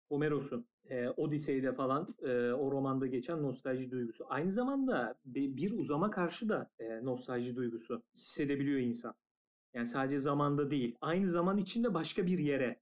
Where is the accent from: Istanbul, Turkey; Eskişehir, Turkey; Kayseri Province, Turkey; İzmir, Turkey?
Eskişehir, Turkey; 8 yaşında Eskişehir'de bola başladım